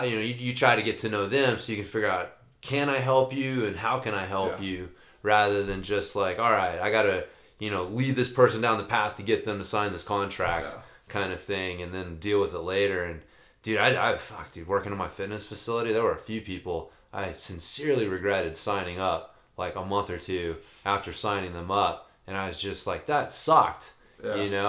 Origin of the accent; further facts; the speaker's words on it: Oklahoma, United States; now in Colorado, United States; I'm from Oklahoma